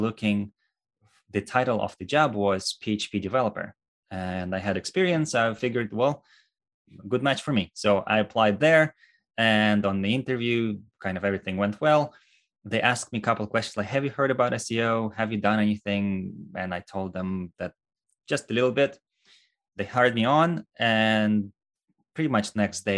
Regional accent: Russia; moved away as an adult; now in United States; originally, I am from Russia, born and raised there.

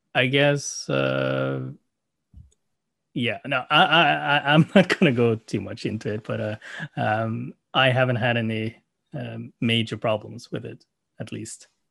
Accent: Norway; English is a second language; also born or lived in South Korea / Oslo, Norway; I came to Norway when I was five months old, uh, to a Norwegian family and I had a very standard Norwegian upbringing.

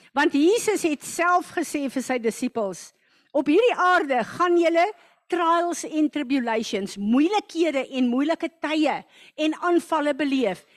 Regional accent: South Africa; baie van ons het groot geword as goeie Afrikaners in Christenhuise

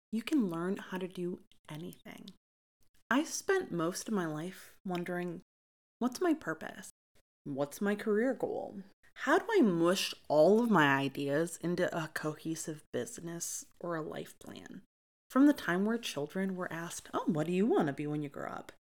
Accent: Lansing, Michigan, United States; I was born and raised in Lansing, Michigan by my great-grandmother

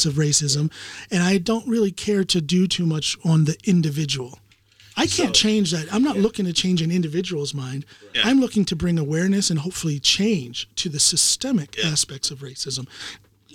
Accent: United States; now in Norway; I'm American

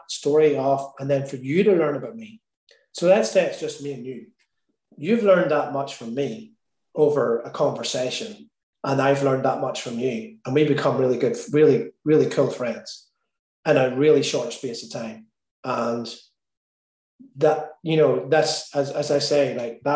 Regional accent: Northern Ireland, United Kingdom; I'm Irish

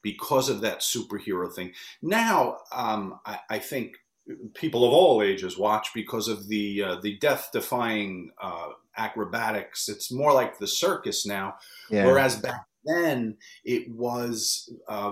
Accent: United States; I grew up in the New York area

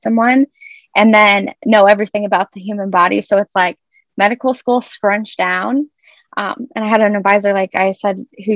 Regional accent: Arizona, United States; moved away as an adult; also born or lived in Ohio / High Point, North Carolina; now in Rochester, United States; I grew up in Arizona

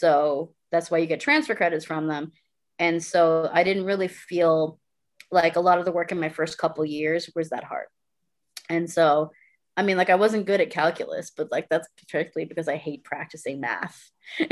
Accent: Brampton, Ontario, Canada; born there; Because I was born in Brampton, and at the time it was still quite white.

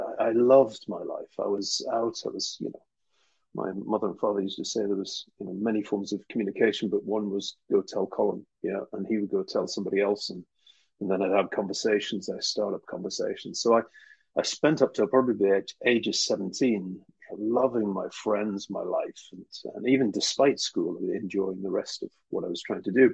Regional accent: Newcastle upon Tyne, North East England, United Kingdom; I was brought up in Newcastle, northeast of England.

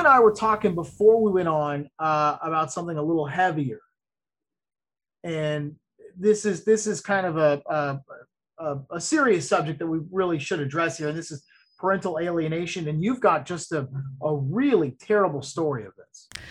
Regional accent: Ocala, Florida, United States; now in Orlando, United States; my hometown where I grew up in Ocala

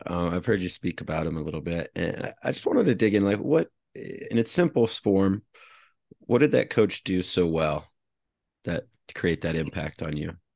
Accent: United States; also born or lived in Iowa / Colorado; I grew up in Iowa and Colorado

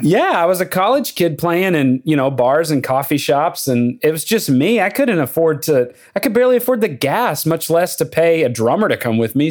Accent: Lubbock, Texas, United States; moved away as an adult; now in Nashville, United States; I grew up in Lubbock, Texas, but I lived there from age four to eighteen

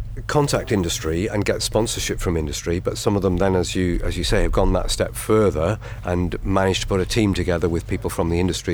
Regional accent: Huddersfield, Yorkshire and the Humber, United Kingdom; So you, as you point out, I'm from Huddersfield, but I take no part in the judging.

